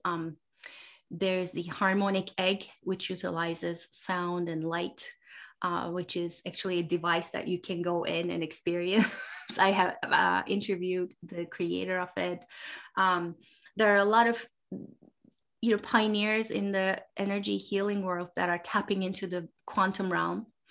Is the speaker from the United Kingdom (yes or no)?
no; Turkey; I grew up in Turkey